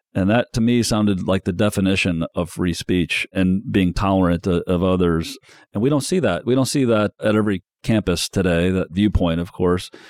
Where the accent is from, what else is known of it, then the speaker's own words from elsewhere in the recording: South Bend, Indiana, United States; I grew up in the South Bend, Mishawaka area